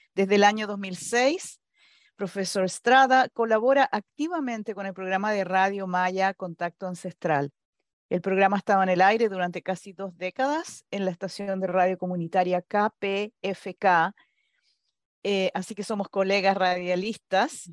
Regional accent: Chile; now in United States; como inmigrante, yo soy chilena

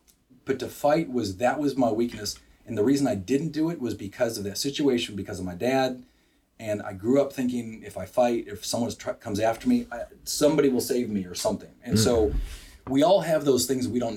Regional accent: Wisconsin, United States; now in Bryan, United States; I grew up in Wisconsin

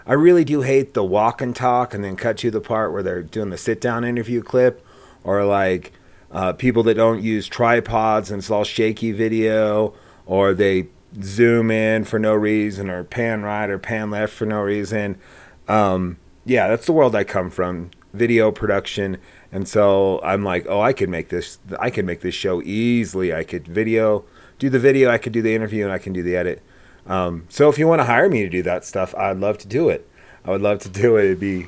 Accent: Gresham, Oregon, United States; born there; I wasn't born in Laramie. I was born in Gresham, Oregon.

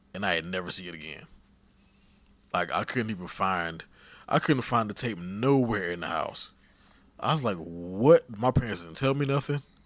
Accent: Miami, Florida, United States; I was born and raised in Miami.

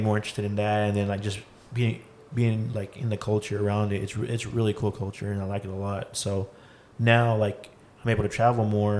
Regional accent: Texas, United States; moved away; I'm from Texas. So like I didn't really care much about it. You know, I come from a small town.

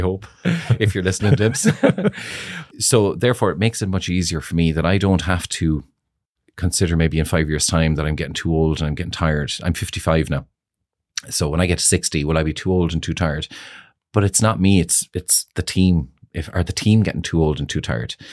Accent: Ireland; also born or lived in Moscow, Russia; We were very, very, very close family growing up in Greenfields

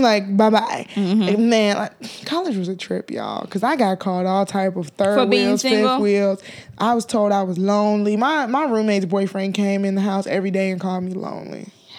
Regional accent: Nigeria; we're Nigerian.

